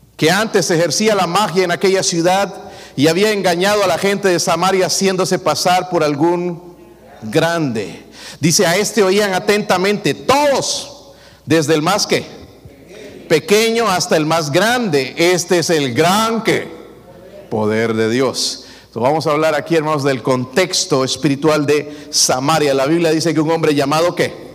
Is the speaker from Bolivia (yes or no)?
yes; Bolivia; moved away; allá en mi país